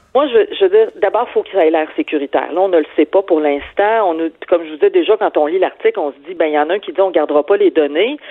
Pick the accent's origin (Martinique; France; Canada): Canada; Quebec City, Quebec; moved away; je viens de Québec, là, place Sainte-Foy